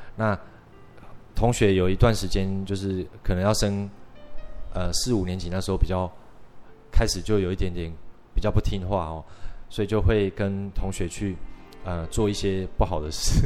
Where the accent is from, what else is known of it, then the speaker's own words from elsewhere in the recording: Shetou, Changhua County, Taiwan; now in Taipei, Taiwan; 那我的故乡其实在，呃，彰化县社头乡